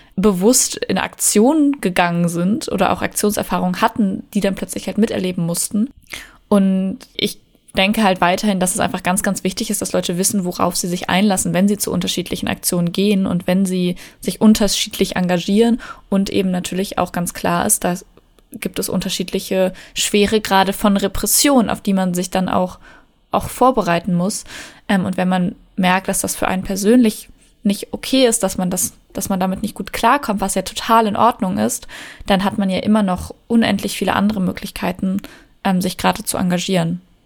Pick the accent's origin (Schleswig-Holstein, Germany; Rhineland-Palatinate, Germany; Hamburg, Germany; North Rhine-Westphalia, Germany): North Rhine-Westphalia, Germany; bei uns in NRW